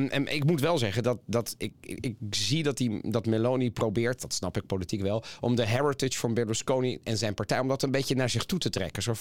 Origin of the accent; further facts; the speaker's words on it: Italy; moved away; Ja, en dat kan ik mezelf ook als Italiaan in het buitenland ook nog heel goed herinneren.